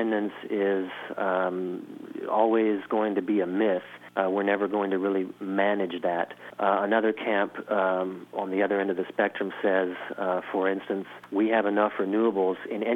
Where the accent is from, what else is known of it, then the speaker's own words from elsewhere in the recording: New Orleans, Louisiana, United States; moved away as an adult; now in Germany; I'm from New Orleans